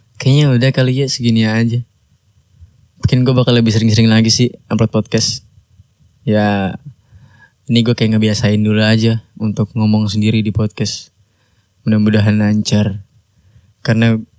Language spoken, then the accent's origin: Indonesian; Bekasi, West Java, Indonesia; Gua orang Bekasi